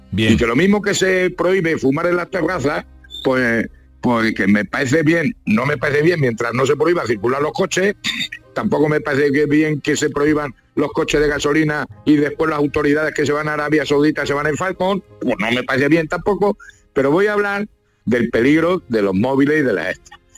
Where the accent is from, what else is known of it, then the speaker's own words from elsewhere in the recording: Castilla-La Mancha, Spain; como el manchego. Por eso nos llaman a nosotros curipardo.